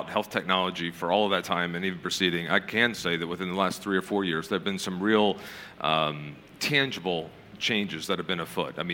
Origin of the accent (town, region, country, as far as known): United States; accent: American; now in United Kingdom